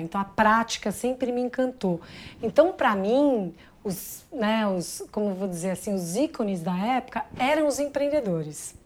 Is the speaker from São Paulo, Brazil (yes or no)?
yes; São Paulo, Brazil; nasci em São Paulo, mas minha família é do interior, então eu tenho pé na roça